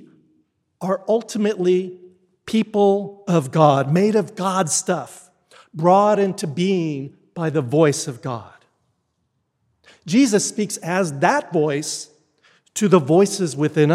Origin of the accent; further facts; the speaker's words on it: Texas, United States; moved away; I grew up in Texas, and while I had many, many blessed experiences there and it's a wonderful place to grow up